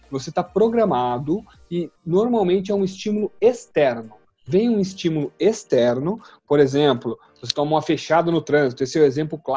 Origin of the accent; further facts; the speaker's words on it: Jundiaí, São Paulo, Brazil; moro aqui em Jundiaí, sou de Jundiaí.